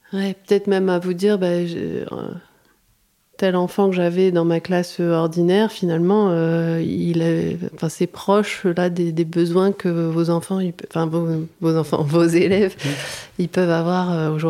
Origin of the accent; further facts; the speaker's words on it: Arras, Hauts-de-France, France; born there; Euh, moi je suis née sur Arras